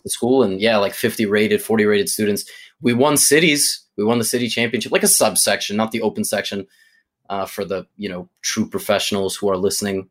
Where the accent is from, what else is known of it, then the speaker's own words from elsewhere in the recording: New York City, New York, United States; as a New Yorker